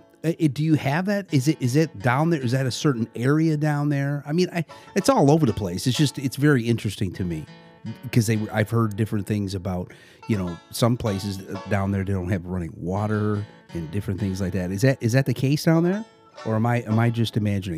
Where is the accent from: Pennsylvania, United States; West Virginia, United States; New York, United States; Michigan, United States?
Michigan, United States; Detroit; We are from the Metro Detroit area.